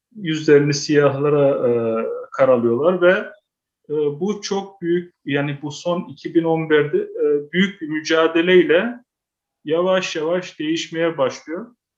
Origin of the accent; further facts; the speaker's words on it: Amsterdam, North Holland, Netherlands; ben kendim Amsterdam doğumluyum